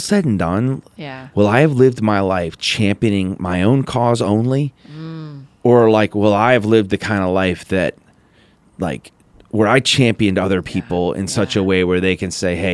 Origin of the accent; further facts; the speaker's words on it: Downers Grove, Illinois, United States; I worked for the Park District in my hometown in Downers Grove, Illinois